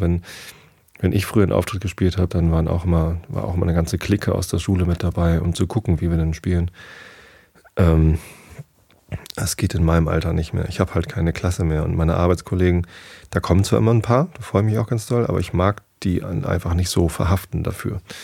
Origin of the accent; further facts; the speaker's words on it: Northern Germany, Germany; ich bin halt Norddeutscher